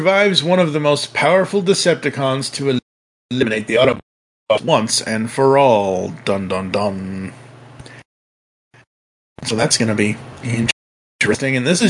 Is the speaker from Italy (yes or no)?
yes; Italy; I'm from Italy. Transformers there were big, but not as big as here.